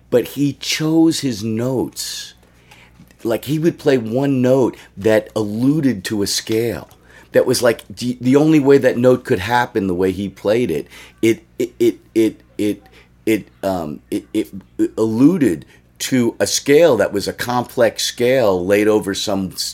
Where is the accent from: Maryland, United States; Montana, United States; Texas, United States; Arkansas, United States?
Maryland, United States; Washington D.C. area /; moved away as an adult; also born or lived in New York / West Coast / Oakland, California; when I lived in D.C. before I moved to Oakland, um, I see. I grew up. I was born in New York, and I grew up in Washington D.C.